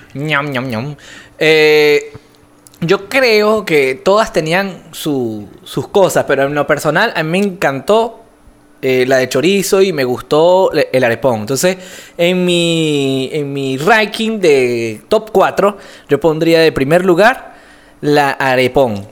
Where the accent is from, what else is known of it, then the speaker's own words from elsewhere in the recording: Venezuela; now in Colombia; yo como venezolano estoy acostumbrado a comer esta arepa